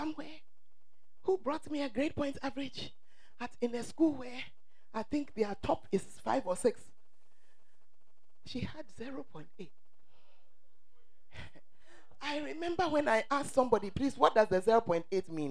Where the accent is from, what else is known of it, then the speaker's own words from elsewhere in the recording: Ghana; the truth of us as Ghanaians